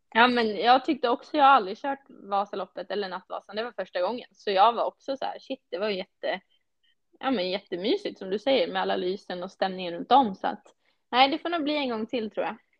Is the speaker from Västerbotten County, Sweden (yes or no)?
yes; Tärnaby, Västerbotten County, Sweden; now in Falun, Sweden; jag är från Tärnaby